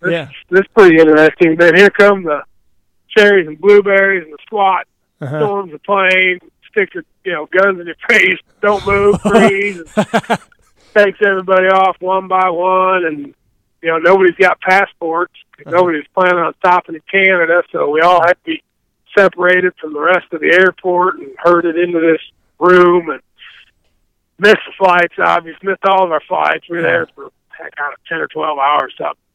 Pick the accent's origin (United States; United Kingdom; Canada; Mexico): United States; Midwest; And growing up in the Midwest, see a little rough water on the Mississippi River and, you know, rainy lakes and some of the lakes we fish and whatnot.